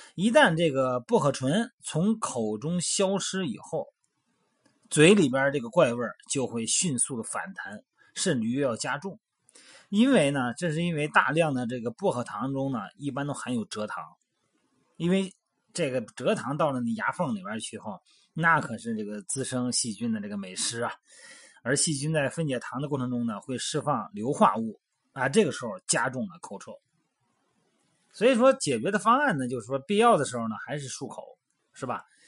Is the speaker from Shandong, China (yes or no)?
yes; Shandong, China; moved away; 像我老家山东的啊